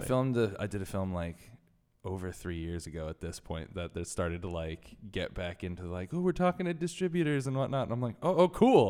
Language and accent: English; Connecticut, United States; I was born in Connecticut